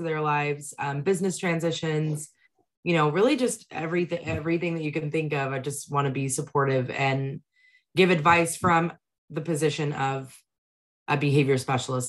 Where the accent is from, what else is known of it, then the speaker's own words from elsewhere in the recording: Texas, United States; I'm from Texas